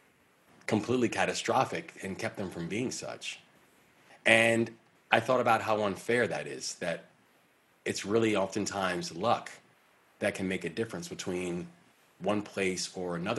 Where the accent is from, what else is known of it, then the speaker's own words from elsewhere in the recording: Baltimore, Maryland, United States; the Baltimore Sun, which is my hometown paper